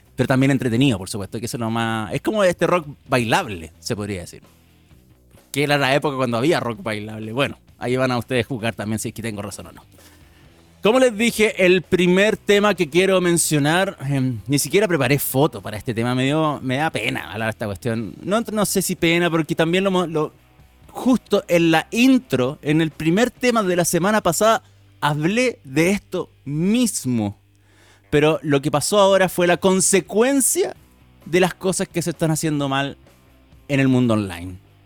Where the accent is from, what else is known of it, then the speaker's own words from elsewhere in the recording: Chile; nosotros como chilenos